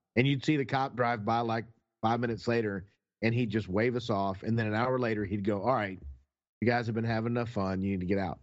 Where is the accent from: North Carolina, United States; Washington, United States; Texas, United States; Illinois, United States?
Texas, United States; I'm from Texas